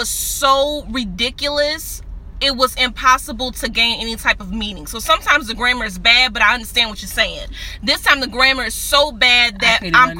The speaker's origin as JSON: {"language": "English", "town": "New Orleans", "region": "Louisiana", "country": "United States", "said": "And I'm from New Orleans."}